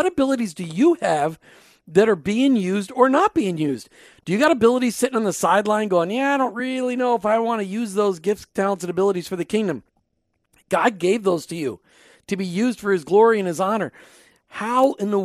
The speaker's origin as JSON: {"language": "English", "region": "Minnesota", "country": "United States", "said": "I'm from Minnesota. It would be Crawley in Minnesota"}